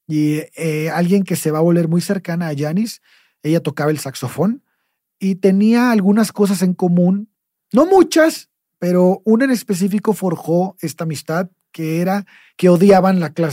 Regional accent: Tampico, Tamaulipas, Mexico; nuestro pueblo. Tampico

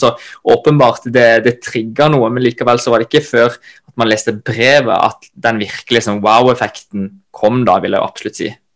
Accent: Kristiansand, Agder, Norway; moved away as an adult; now in Oslo, Norway; født og oppvokst i Kristiansand

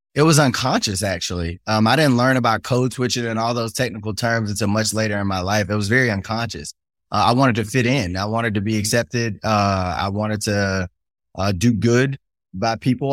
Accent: Shreveport, Louisiana, United States; I grew up in Cedar Grove, an all black neighborhood

